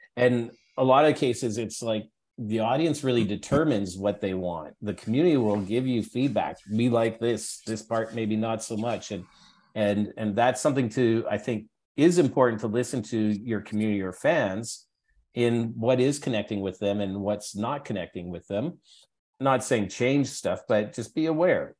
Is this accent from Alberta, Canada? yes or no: yes; Edmonton, Alberta, Canada; moved away as an adult; now in Toronto, Canada; growing up in Alberta is a interesting place to grow up